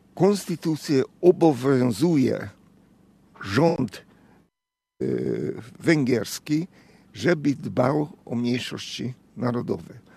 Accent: Hungary; Polish is a second language; moved away as an adult; now in Poland; Jestem absolutnie Węgrem

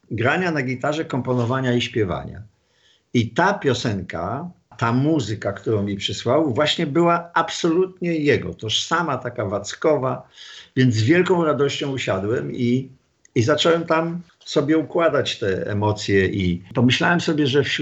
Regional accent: Wrocław, Lower Silesian Voivodeship, Poland; Jestem stąd, z Wrocławia.

